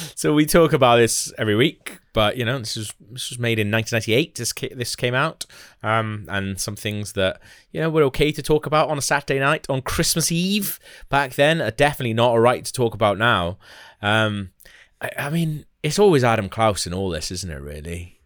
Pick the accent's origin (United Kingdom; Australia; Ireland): United Kingdom; Wales; as Welsh people, we've, you know, we, we're quite lucky in a lot of respects because we were all born Welsh